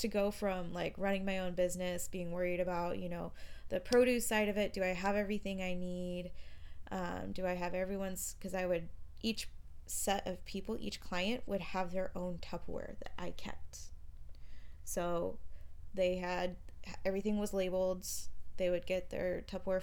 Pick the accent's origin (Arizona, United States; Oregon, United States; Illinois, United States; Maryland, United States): Arizona, United States; Glendale/Peoria area; also born or lived in Tempe, Arizona; I had just moved home from Tempe, so I moved back in with my parents.